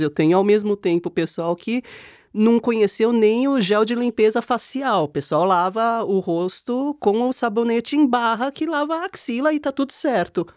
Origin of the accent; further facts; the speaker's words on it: South Korea; now in Brazil; eu já nasci na Coreia nos anos 80 com a pálpebra monolid